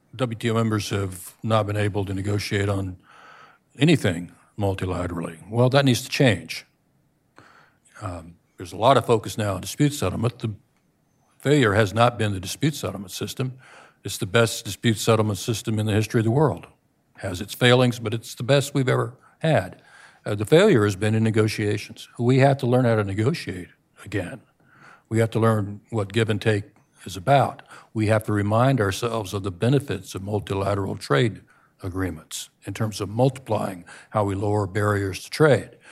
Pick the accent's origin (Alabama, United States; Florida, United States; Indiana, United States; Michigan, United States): Florida, United States; my home state of Florida